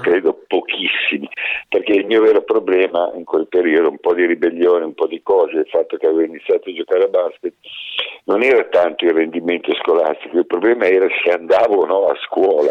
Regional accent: Italy; io sono nato in un, eh, paesino di montagna, abbastanza alta montagna, su, sul Crinale della Pennino

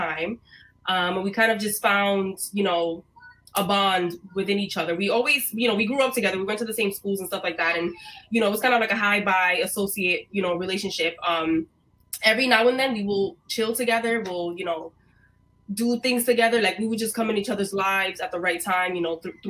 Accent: New York City, New York, United States; also born or lived in Rhode Island; I was born in Brooklyn. I was raised for a few years in Rhode Island, which is a fact that a lot of people don't know about me. And then when we moved back here to New York, I finished getting raised in East New York. So most of my life has been in Brooklyn

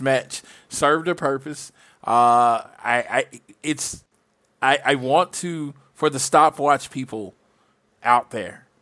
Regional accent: Oklahoma, United States; I'm from Oklahoma

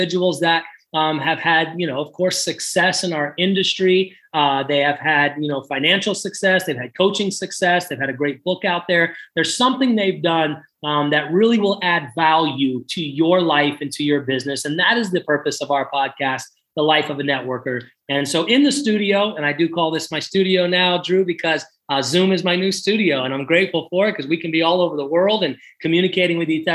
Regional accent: Florida, United States; also born or lived in San Diego; now in Mexico; I'm originally from Florida.

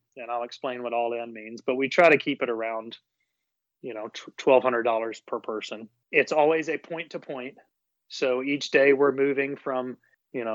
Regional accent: Nashville, Tennessee, United States; I live in Nashville and I'm a native Nashvillian, which is extremely rare these days.

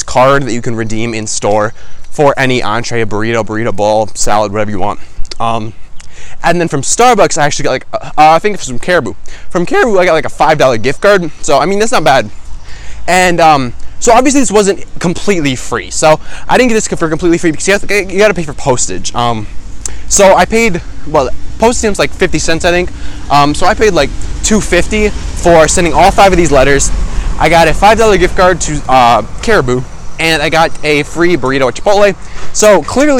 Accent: Minnesota, United States; I'm from Minnesota

